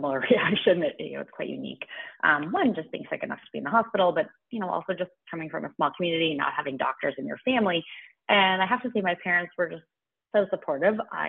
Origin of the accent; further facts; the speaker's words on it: a small town in Alberta, Canada; now in Toronto, Canada; I grew up in a small town in Alberta